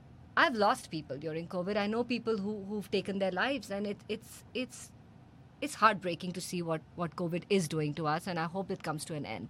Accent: India; we have as Indians

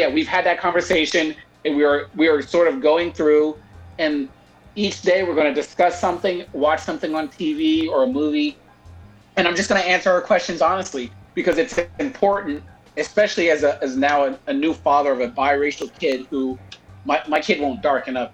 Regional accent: California, United States; growing up in California, like all of us did

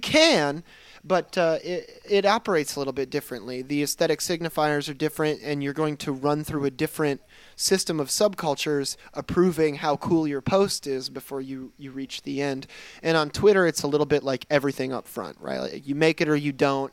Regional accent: Michigan, United States; I grew up in Michigan. I grew up in Michigan, where we have winter

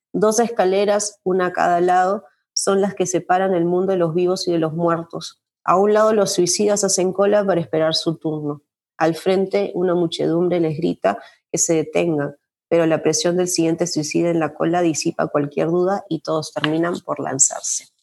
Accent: Lima, Peru; moved away as an adult; also born or lived in Cusco, Peru; now in Illinois, United States; yo soy de Lima, ¿no? He vivido hasta los... Eh, 24, 25 años que fui a vivir a Cusco, un año, he vivido en Lima, viví en Lima toda mi vida

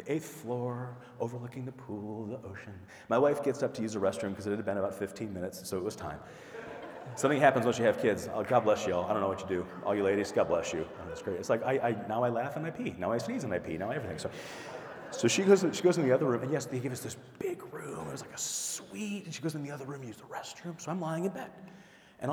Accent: Midwest, United States; moved away; also born or lived in the desert (US Southwest); born in the Midwest before I moved to the desert

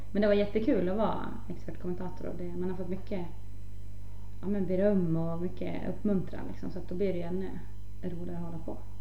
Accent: Norberg, Västmanland, Sweden; hemma i Norberg

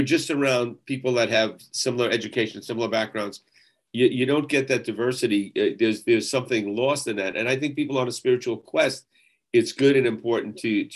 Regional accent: Jersey City, New Jersey, United States; I was born in Jersey City.

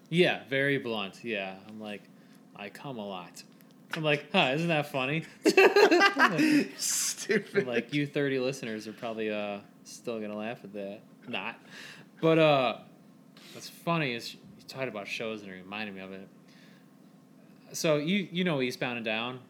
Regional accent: Hebron, United States; I'm from Hebron

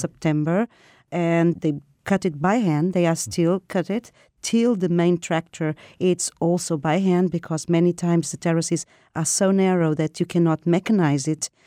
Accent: Lisbon, Portugal; I'm from Lisbon

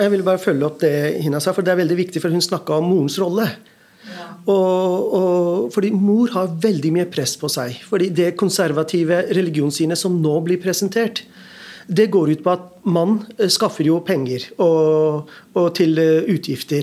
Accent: Norway; also born or lived in Pakistan; å vokse opp i to virkeligheter. En, det norske

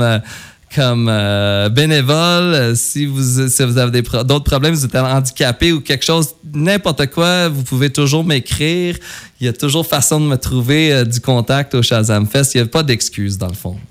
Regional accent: West, Quebec, Canada; je suis super fier d'être du coin d'ici. Oui. Tu sais, moi, j'ai grandi à West toute ma vie

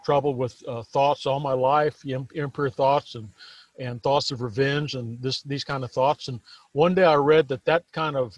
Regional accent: Texas, United States; I was born here in Texas, and I was raised on a farm and ranch, and I grew up out there

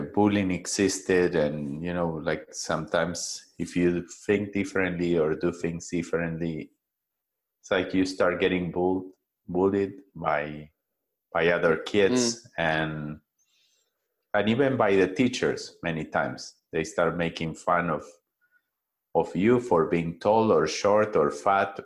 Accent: Buenos Aires, Argentina; now in Costa Rica; I grew up in a big city. I was born in Argentina, in Buenos Aires, and I was sent to a traditional school

